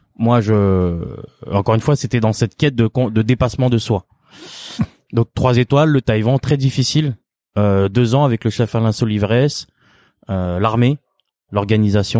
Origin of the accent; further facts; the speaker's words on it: France; je suis né en France, hein, bien sûr. Je suis d'origine cambodgienne.